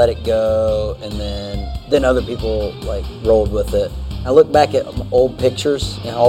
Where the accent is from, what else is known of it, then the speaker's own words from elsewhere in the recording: Florida, United States; Growing up in Florida